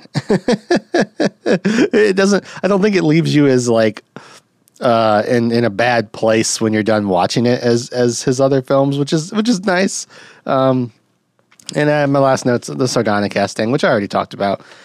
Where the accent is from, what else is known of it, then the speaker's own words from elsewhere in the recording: United States; as an American